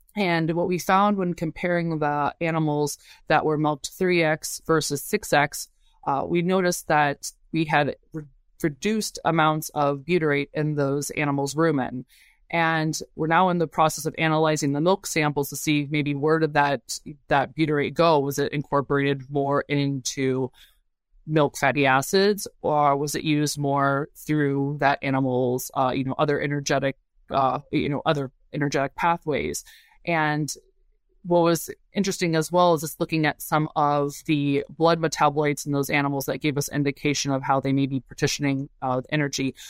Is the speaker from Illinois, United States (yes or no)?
yes; Urbana-Champaign, Illinois, United States; moved away as an adult; also born or lived in Madison, Wisconsin; born and raised in Urbana-Champaign, Illinois, and yeah, grew up right down from the South Farms Research Center